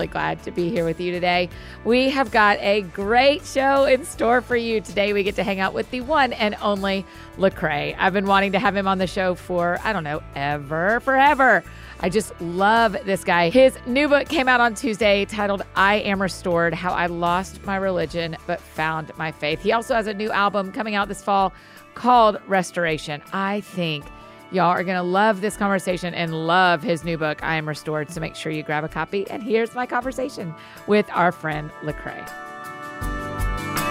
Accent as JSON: {"language": "English", "town": "Marietta", "region": "Georgia", "country": "United States", "tie": "born or raised there", "moved": "yes", "said": "I grew up in Atlanta. I'm from Marietta, and I went to Georgia"}